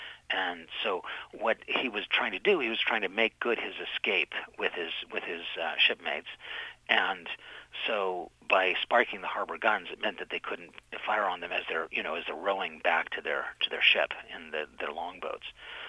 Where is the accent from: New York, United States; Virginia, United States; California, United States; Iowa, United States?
California, United States; Sacramento; now in London, United Kingdom; my hometown. I grew up in Sacramento, California